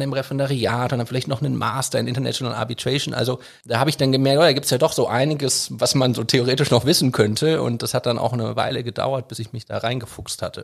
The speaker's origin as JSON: {"language": "German", "town": "Düsseldorf", "region": "North Rhine-Westphalia", "country": "Germany", "tie": "born or raised there", "also_born_or_lived": "London", "said": "ich bin in Düsseldorf groß geworden"}